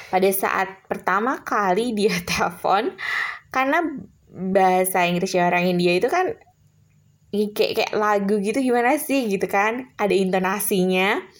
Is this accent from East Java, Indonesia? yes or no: no; Semarang, Central Java, Indonesia; sementara gue anak daerah dari Semarang yang menurut gue nothing gitu kan